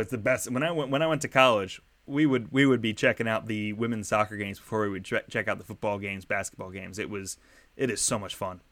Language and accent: English; Philadelphia, Pennsylvania, United States; as a Philadelphian